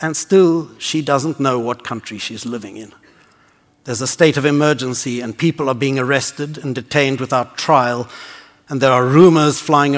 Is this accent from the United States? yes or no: no; South Africa; being born into this racist system